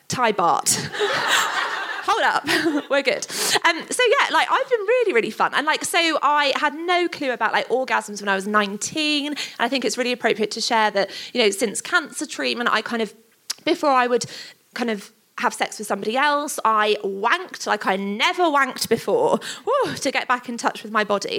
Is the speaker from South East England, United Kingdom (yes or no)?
no; Stevenage, East of England, United Kingdom; we're from Stevenage